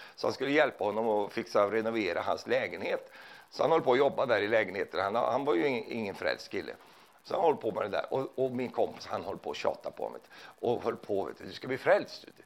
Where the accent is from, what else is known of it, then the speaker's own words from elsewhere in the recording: Sweden; jag är ju från Sverige